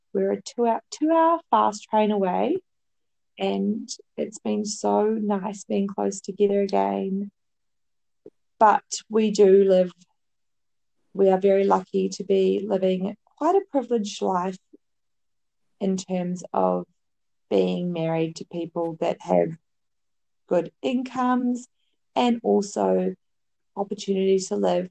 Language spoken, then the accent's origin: English; New Zealand; moved away as an adult; also born or lived in Melbourne, Australia; now in Paris, France; I'm in Paris, I'm from New Zealand, moved to Melbourne after I finished my uni degree.